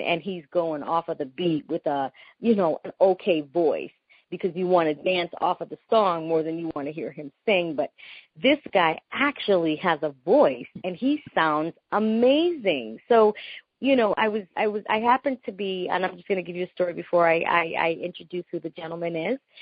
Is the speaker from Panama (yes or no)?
yes; Panama; first language Spanish; English is a second language; I'm from Panama, yeah. so I'm from Central America. We Panamanians, we speak Spanish. We are Hispanic. That's my first language